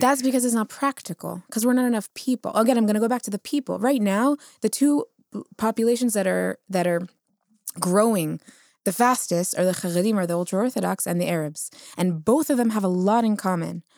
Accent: United States; now in Israel; I'm Ashkenazi, I come from the United States

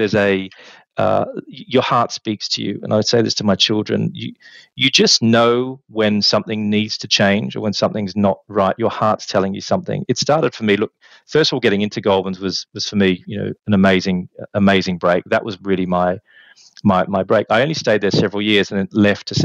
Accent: Australia; moved away as an adult; also born or lived in Birmingham; now in London, United Kingdom; growing up in Australia

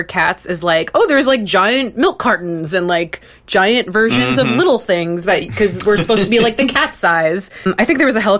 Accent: Long Island, New York, United States; moved away as an adult; also born or lived in Los Angeles; So I'm from Long Island

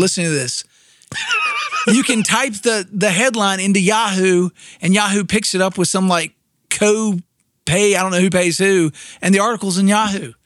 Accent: Winston-Salem, North Carolina, United States; I grew up in Winston-Salem, North Carolina

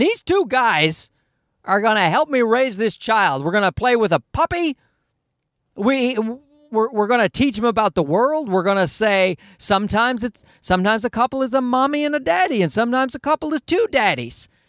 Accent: Newfoundland and Labrador, Canada; I grew up in Newfoundland, where they don't speak English well

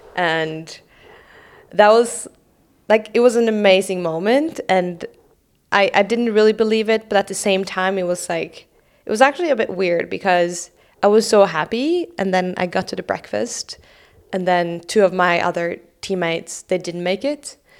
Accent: Oslo, Norway; I grew up in Oslo.

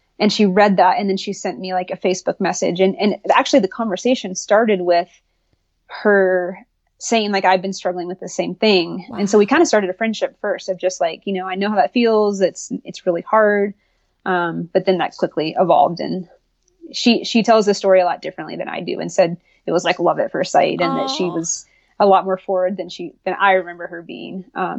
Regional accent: the South, United States; obviously I grew up in the South, I went to college in North Carolina

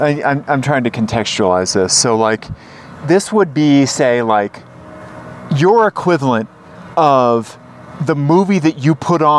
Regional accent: Missouri, United States; I'm from Missouri.

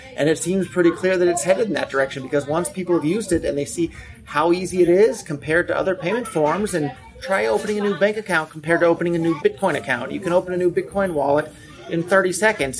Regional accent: Silicon Valley, California, United States; I was born and raised in Silicon Valley

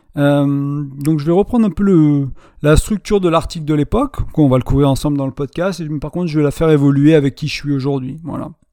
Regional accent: France; born or raised there; moved away as an adult; also born or lived in Ireland

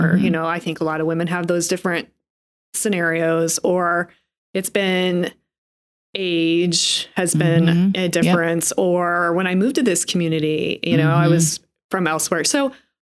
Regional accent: Sheridan, Montana, United States; also born or lived in Billings, Montana; I grew up in Southwest Montana

